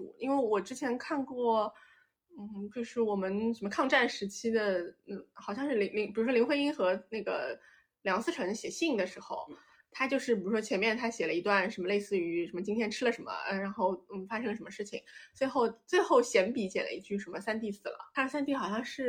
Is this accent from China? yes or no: yes; China; born there; 因为我们我们我们是出生在中国的，所以我们讲起这些历史啊，然后神话什么的，我觉得就是多少它还有带着一种强烈的大国色彩